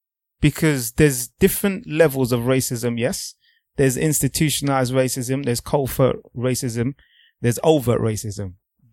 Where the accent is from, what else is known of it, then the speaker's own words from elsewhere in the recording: Nigeria; I'm a black man first. I'm a Nigerian before anything else.